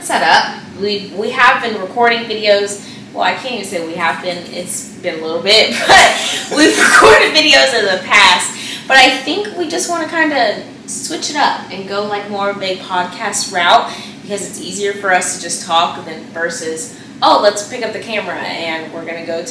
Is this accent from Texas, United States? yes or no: yes; Houston, Texas, United States; moved away as an adult; also born or lived in Alabama; I was born in Houston. So I'm from, like, a big city